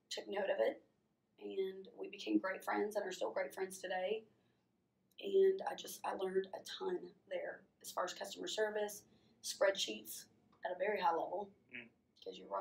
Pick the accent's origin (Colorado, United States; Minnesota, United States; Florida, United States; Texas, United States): Texas, United States; College Station; Yeah. Um, I am originally from College Station, Bryan College Station, Texas.